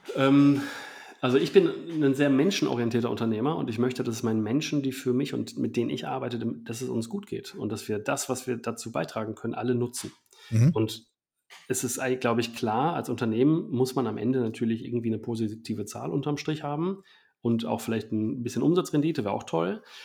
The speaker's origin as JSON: {"language": "German", "country": "Germany", "said": "wir als Deutschland"}